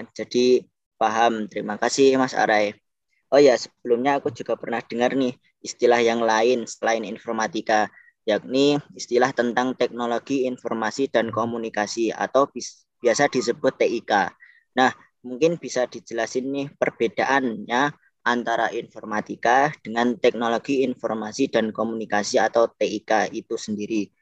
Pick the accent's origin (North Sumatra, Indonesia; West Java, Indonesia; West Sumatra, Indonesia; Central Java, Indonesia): Central Java, Indonesia; Wonogiri; asal dari Wonogiri, Provinsi Jawa Tengah.